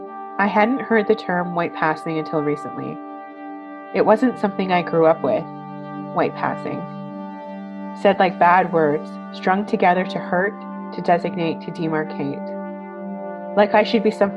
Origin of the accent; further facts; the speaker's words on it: Calgary, Alberta, Canada; now in Vancouver, Canada; I am originally from Calgary, Alberta, but I've been living in Vancouver for many, many years